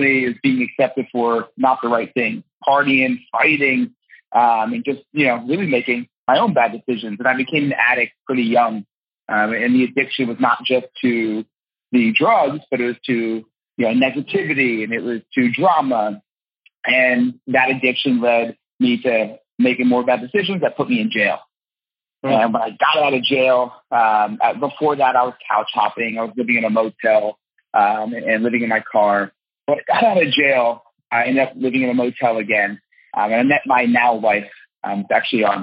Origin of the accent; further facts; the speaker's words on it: New Jersey, United States; I'm from Jersey and I'm Italian.